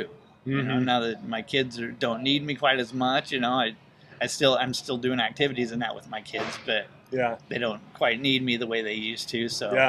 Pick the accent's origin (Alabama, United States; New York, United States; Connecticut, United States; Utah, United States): Utah, United States; moved away as an adult; also born or lived in California / Colorado / St. Louis; I grew up in Utah.